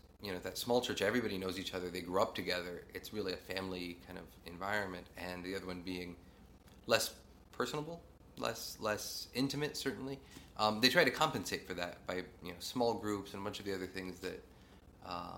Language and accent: English; East Central Indiana, United States; So I grew up in sort of East Central Indiana. Grew up in a really small town.